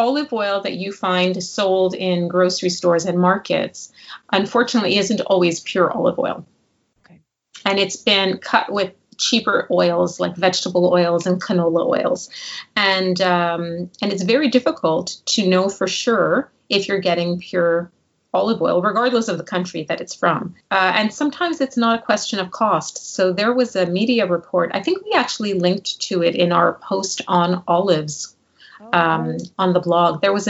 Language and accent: English; Montreal, Quebec, Canada; I'm from Montreal.